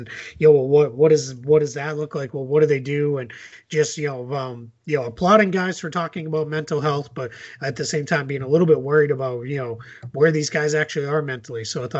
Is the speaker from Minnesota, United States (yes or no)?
no; Boston, Massachusetts, United States; I very, very much wish this existed when I was a kid and a college kid growing up in Boston.